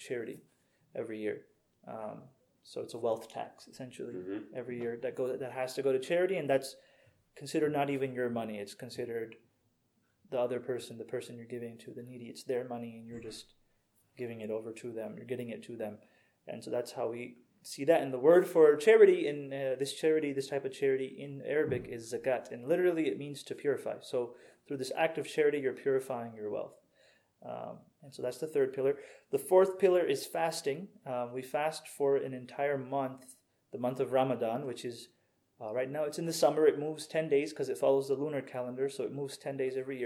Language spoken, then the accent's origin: English; Houston, Texas, United States; now in Redmond, United States; My parents are from Pakistan originally. I was born in Houston.